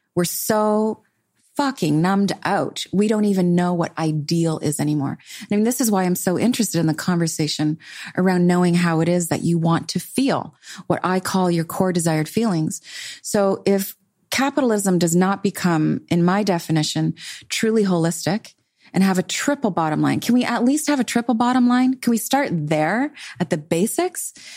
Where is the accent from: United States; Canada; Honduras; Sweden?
Canada; I'm Canadian